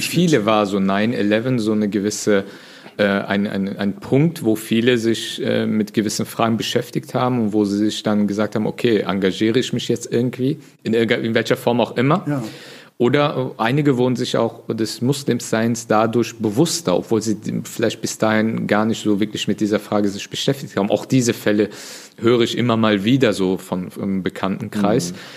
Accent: Leverkusen, North Rhine-Westphalia, Germany; also born or lived in Bonn; ich komme ja ursprünglich aus Leverkusen

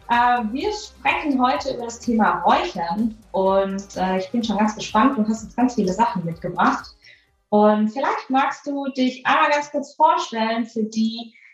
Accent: Baden-Württemberg, Germany; Ich bin ja ein totales Landei. Ich bin ja in einem winzigen Dorf groß geworden auf der Schwäbischen Alb.

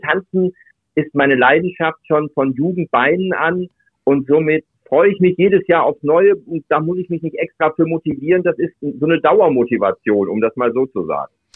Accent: Duisburg, North Rhine-Westphalia, Germany; moved away as an adult; ich komme aus Duisburg. Wir haben einen den höchst, der höchsten Anteile neben Berlin äh, in Deutschland an der türkischen Community auch da war zu der Zeit, wo ich in Duisburg gelebt habe, bis zu meinem 24. Lebensjahr

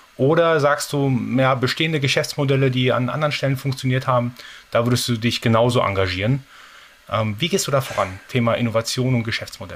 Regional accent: Baden-Württemberg, Germany; bei uns in Baden-Württemberg

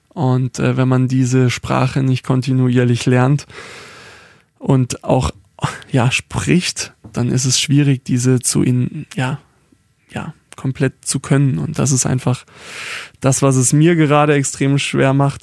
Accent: Baden-Württemberg, Germany; ich bin kein Schwabe, sondern Südbadener oder Badener

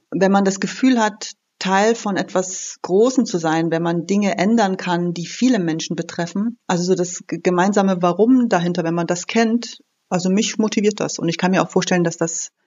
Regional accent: Berlin, Germany; Also ich komme aus Berlin, das Thema Parkplatznot und schlechte Luft ist bei uns ein Riesenthema.

